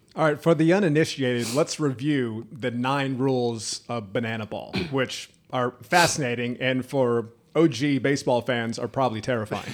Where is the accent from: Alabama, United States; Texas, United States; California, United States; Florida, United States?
Florida, United States; Jacksonville; I was from the Jacksonville area, Fletcher High School, out of the beach